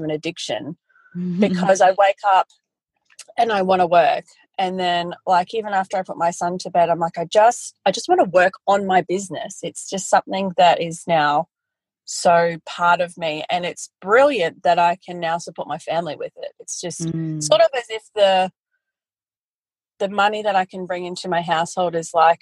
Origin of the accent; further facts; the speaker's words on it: Brisbane, Queensland, Australia; I'm originally from Brisbane. I'm originally a city girl, but moved to the country when I was in my early 20s